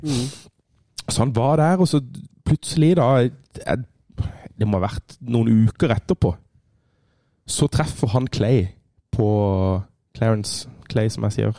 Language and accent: Norwegian; Kristiansand, Agder, Norway; moved away; Jeg var hjemme i Kristiansand